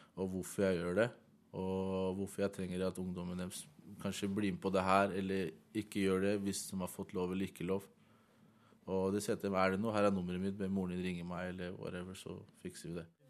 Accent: Oslo, Norway; jeg er selv fra Heigestad, jeg er oppvokst på Heigestad

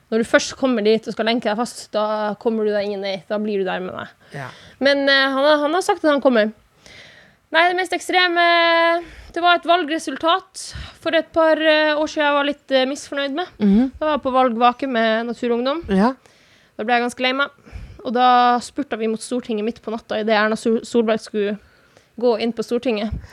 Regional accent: Norway; first language Sami; Norwegian is a second language; hvis jeg lager samisk musikk, som er mitt morsmål, så blir jo det ansett som en politisk statement.

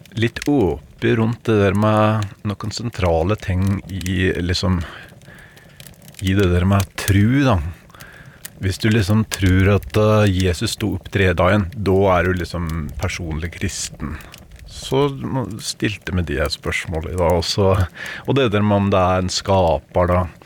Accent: Vinje, Telemark, Norway; jeg har faktisk vokst opp i Venje i Telemark

